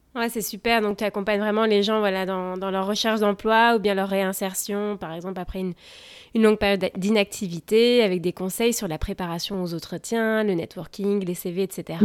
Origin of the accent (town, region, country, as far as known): France; now in United States